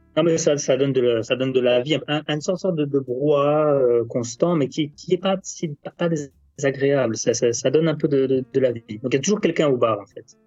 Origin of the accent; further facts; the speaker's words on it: France; en tant que Français